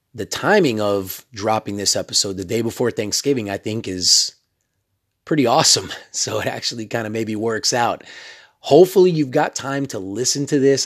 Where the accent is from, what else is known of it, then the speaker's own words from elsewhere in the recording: Texas, United States; I'm from Texas